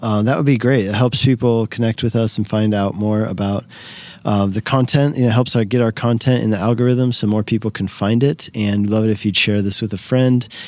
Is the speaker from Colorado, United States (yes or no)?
yes; Colorado, United States; here in my home state of Colorado